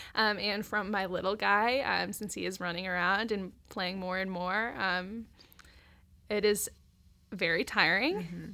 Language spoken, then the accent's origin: English; Centerville, Ohio, United States; now in Dayton, United States; I grew up in Centerville, so just down the road